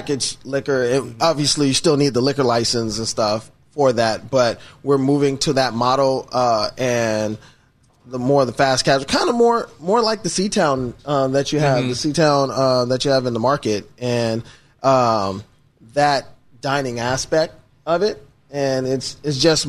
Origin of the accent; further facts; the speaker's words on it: Seattle, Washington, United States; I was born and raised here in Seattle, actually, University of Washington Hospital